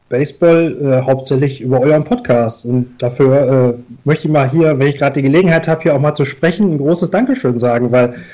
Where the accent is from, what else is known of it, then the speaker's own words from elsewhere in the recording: Duisburg, North Rhine-Westphalia, Germany; ich bin aus Duisburg und habe hier in meiner Stadt